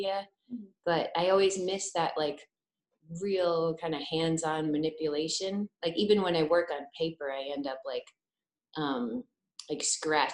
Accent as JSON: {"language": "English", "region": "Connecticut", "country": "United States", "also_born_or_lived": "Savannah, Georgia", "moved": "as an adult", "lives_now": "Baltimore, United States", "said": "I'm originally from Connecticut, but I feel like I grew up again in Savannah when I went to college there"}